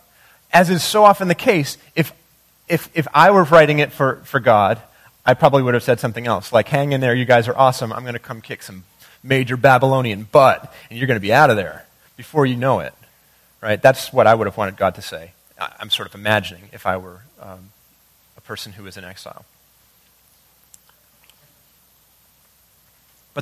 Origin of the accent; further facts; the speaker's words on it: Maine, United States; now in Rochester, United States; growing up in Maine